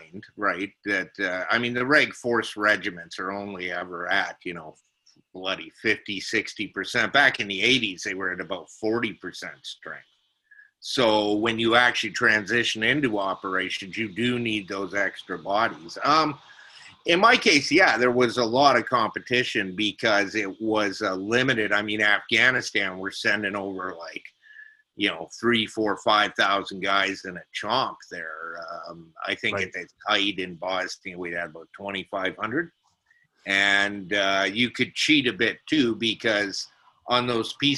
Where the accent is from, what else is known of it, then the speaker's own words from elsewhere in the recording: Alberta, Canada; now in Nova Scotia, Canada; I'm from Alberta originally